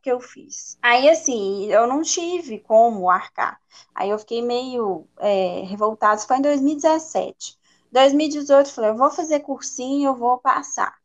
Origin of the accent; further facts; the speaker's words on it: Belo Horizonte, Minas Gerais, Brazil; eu sou de Belo Horizonte, né, da minha origem, nasci aqui, e meus pais também são daqui